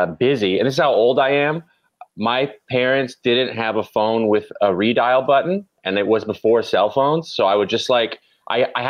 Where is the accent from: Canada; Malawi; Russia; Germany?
Canada; Ottawa, Ontario; moved away as an adult; now in United States; I'm from Ottawa, Canada, which is like it's like near Syracuse, New York, like upstate New York. And it's the capital.